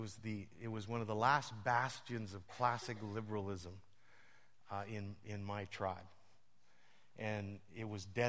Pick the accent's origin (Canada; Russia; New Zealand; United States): Canada; Western Canada; moved away as an adult; now in Toronto, Canada; I'm from Western Canada, but I live in Toronto